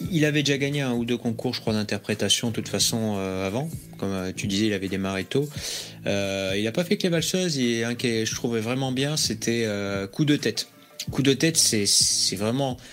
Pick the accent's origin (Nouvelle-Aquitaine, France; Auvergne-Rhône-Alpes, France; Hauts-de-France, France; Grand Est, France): Nouvelle-Aquitaine, France; Bayonne; je suis de Bayonne